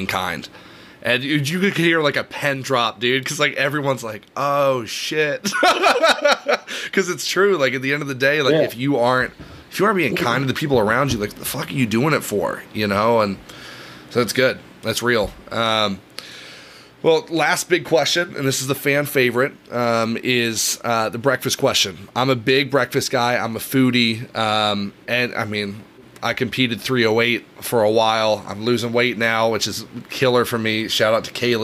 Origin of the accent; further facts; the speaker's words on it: Knoxville, Tennessee, United States; moved away as an adult; now in Washington, D.C., United States; I was born in Tennessee. I grew up in Knoxville, Tennessee